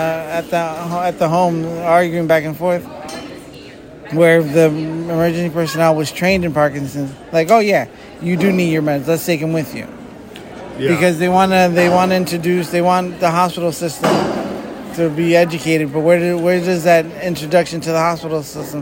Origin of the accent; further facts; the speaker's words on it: Eastern Pennsylvania, United States; I come from Eastern Pennsylvania.